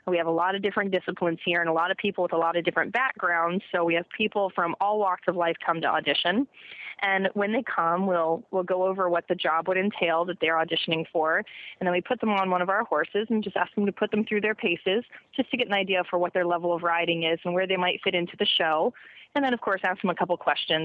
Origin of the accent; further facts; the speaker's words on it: Orlando, Florida, United States; I was born and raised in Orlando, Florida, and I was a horseback rider